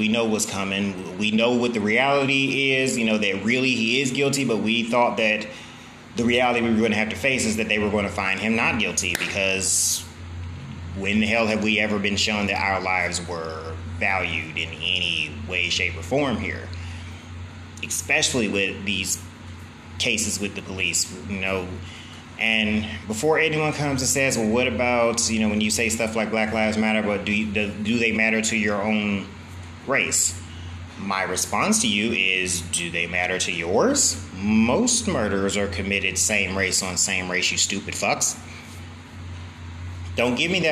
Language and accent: English; St. Louis, Missouri, United States; I come from St. Louis, where our city is riddled with crime, apparently